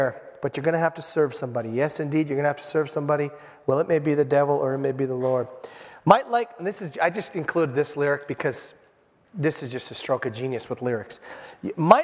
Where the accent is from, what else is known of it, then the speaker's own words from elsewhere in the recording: Hibbing, Minnesota, United States; I'm from Hibbing, Minnesota